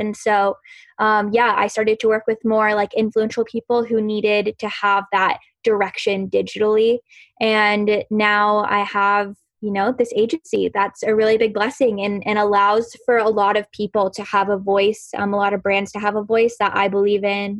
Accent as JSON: {"language": "English", "region": "Southern United States", "country": "United States", "lives_now": "Los Angeles, United States", "said": "You know, I'm in California. I'm from the South. Like, I'm from a town of 4,000 people. We don't even have a stoplight"}